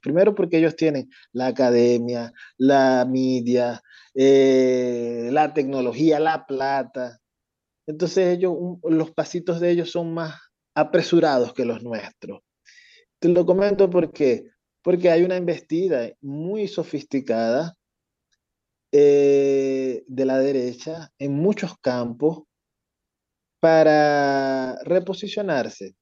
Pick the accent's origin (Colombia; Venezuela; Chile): Venezuela